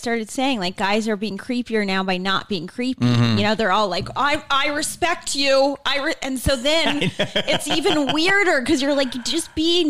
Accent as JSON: {"language": "English", "town": "Boston", "region": "Massachusetts", "country": "United States", "said": "Boston, Mass."}